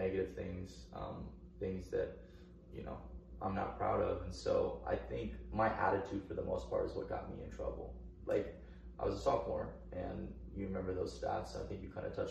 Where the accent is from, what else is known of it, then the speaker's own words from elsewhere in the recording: Oak Grove, Missouri, United States; also born or lived in Blue Springs, Missouri; the school where we met and where we grew up.